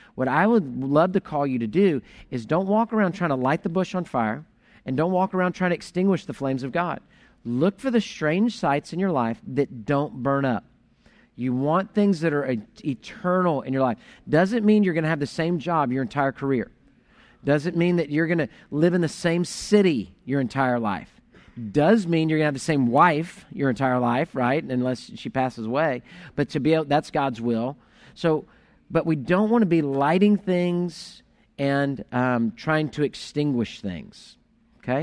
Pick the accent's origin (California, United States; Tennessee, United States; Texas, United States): Texas, United States; Houston; I grew up in Houston